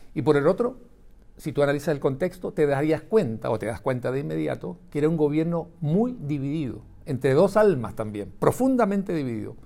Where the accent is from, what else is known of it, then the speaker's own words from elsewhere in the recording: Chile; como chilenos